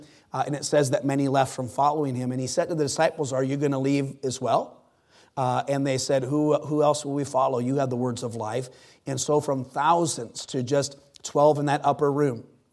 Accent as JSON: {"language": "English", "town": "Superior", "region": "Wisconsin", "country": "United States", "tie": "born or raised there", "moved": "yes", "said": "I'm from Superior, Wisconsin"}